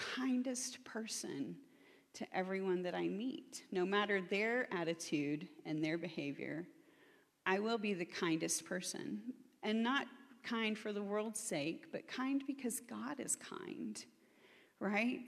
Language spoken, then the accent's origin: English; Oklahoma, United States; I'm from Oklahoma, which is in the belt buckle of the Bible Belt.